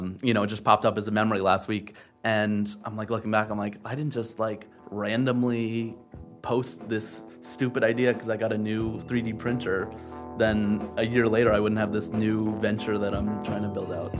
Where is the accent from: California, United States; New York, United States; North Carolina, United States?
New York, United States; outside New York City, United States; also born or lived in Adirondacks; I grew up outside New York City. Grew up there and then also in the Adirondacks ski racing